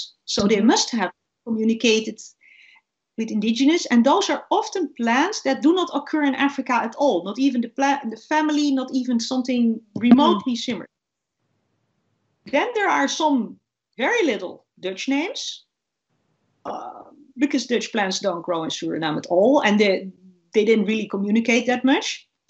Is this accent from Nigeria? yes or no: no; Saudi Arabia; It reminds me of a date palm because that's the only palm I know, because I'm from Saudi Arabia.